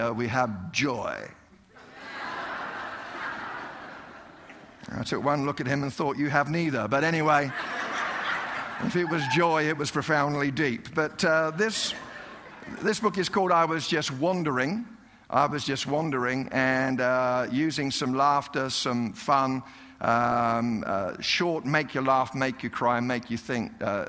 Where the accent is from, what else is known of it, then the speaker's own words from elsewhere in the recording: United Kingdom; now in Colorado, United States; I'm a British guy living in Colorado